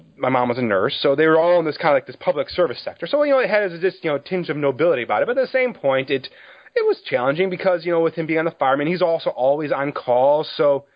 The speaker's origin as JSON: {"language": "English", "town": "Chicago", "region": "Illinois", "country": "United States", "said": "I'm from Chicago area."}